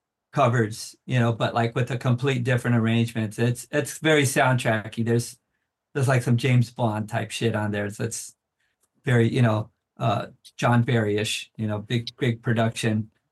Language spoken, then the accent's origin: English; Brazil; I'm from Brazil.